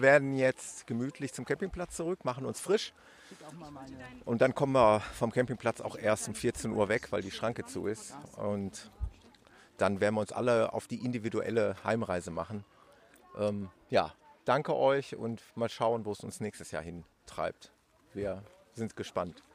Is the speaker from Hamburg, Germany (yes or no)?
no; Ruhr area, North Rhine-Westphalia, Germany; im Ruhrpott äh, nahe meiner Heimat